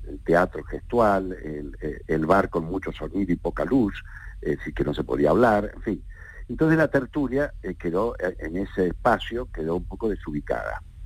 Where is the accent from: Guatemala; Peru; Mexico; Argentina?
Argentina; Córdoba; now in Granada, Spain; Córdoba, que nací